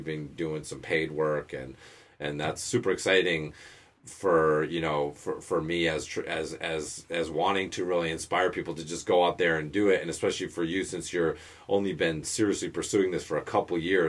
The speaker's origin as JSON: {"language": "English", "region": "Western Massachusetts", "country": "United States", "tie": "born or raised there", "said": "my older brother had some friends that had a coffee shop where we grew up in Western Mass"}